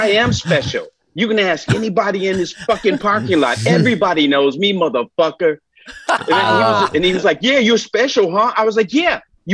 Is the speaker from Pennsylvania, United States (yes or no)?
no; Detroit, Michigan, United States; I grew up in Detroit